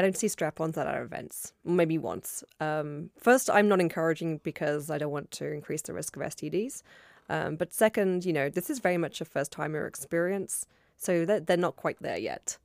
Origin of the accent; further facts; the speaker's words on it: London, United Kingdom; London, my hometown